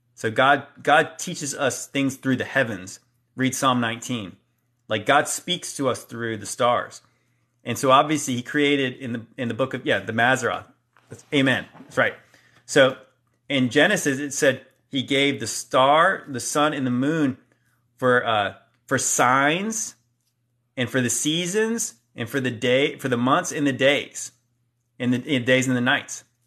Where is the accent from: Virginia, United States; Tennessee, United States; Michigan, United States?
Virginia, United States; Hampton Roads; I'm from the Hampton Roads area. I live around here.